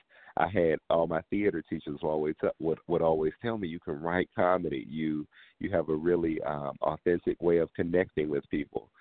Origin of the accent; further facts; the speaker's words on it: Washington, District of Columbia, United States; I am very proudly from Washington, D.C., you know, home of the go-go music